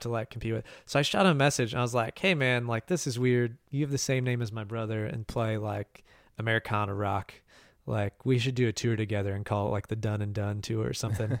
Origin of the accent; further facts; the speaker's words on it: Bloomington, United States; the Switch Yard in Bloomington, uh, my hometown